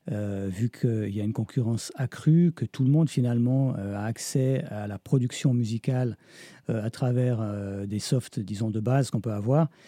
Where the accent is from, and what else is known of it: Switzerland